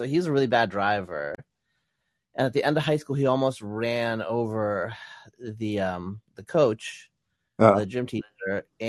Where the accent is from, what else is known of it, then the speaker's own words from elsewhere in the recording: La Grande, Oregon, United States; moved away; also born or lived in upstate New York / Western Pennsylvania; I grew up in La Grande, Oregon, so it wasn't high class. It was just rural, and there were a lot of Mormons.